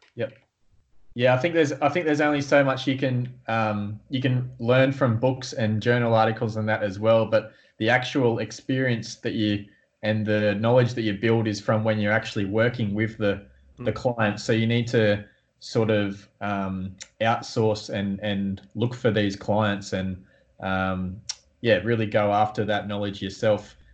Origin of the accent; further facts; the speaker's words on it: Newcastle, New South Wales, Australia; I'm from Newcastle in Australia